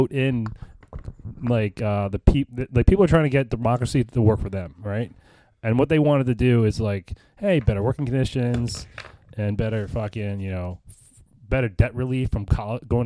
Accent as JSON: {"language": "English", "country": "United States", "accent": "American", "said": "my American accent"}